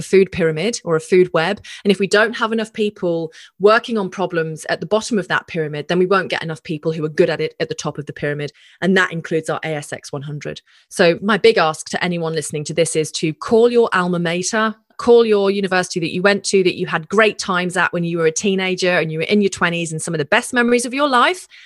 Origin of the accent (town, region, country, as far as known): Australia